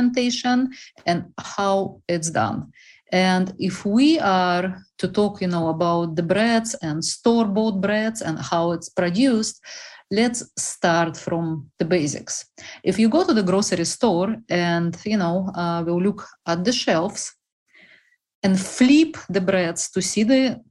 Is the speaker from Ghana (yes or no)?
no; Russia; English is a second language; moved away as an adult; now in United States; originally, I am from the most unpopular country in the whole world, Russia.